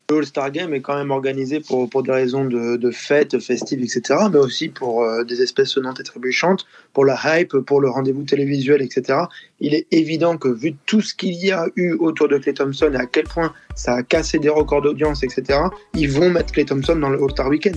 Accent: France; on est français aussi

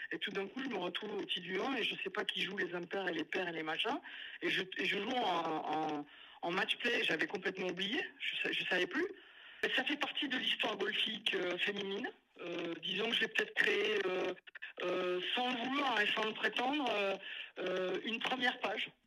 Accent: Biarritz, Nouvelle-Aquitaine, France; en tant que française en sortant de mon petit Pays Basque de Biarritz

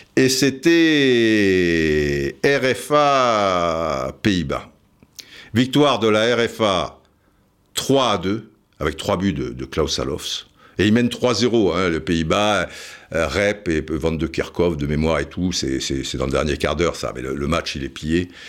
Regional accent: Cannes, Provence-Alpes-Côte d'Azur, France; j'étais de Cannes

